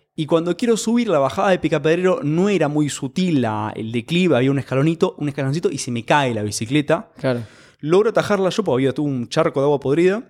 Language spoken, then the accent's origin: Spanish; Argentina; Como es Argentina